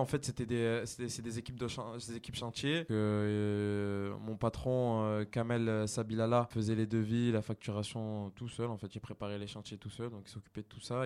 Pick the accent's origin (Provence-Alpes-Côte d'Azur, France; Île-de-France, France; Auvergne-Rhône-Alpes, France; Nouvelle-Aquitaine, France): Provence-Alpes-Côte d'Azur, France; Sorgues; also born or lived in Nîmes; now in Avignon, France; je suis originaire de Sorgue et aujourd'hui, j'habite j'habite à Avignon